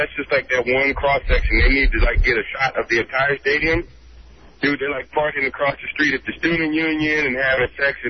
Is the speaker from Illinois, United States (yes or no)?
no; Georgia, United States; moved away; I had to give a shout out to my home state, man. University of Georgia.